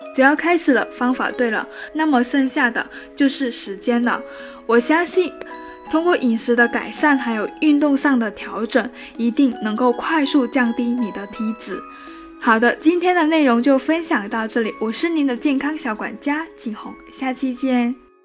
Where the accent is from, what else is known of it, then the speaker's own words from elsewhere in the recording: China; 我们中国人